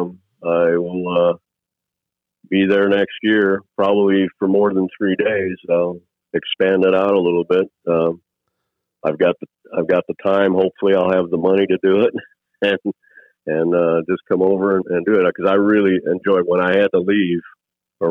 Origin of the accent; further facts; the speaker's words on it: Wisconsin, United States; I grew up in Wisconsin